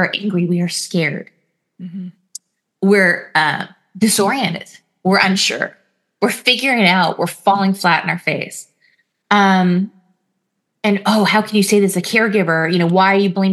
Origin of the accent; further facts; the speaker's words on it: California, United States; we're Californian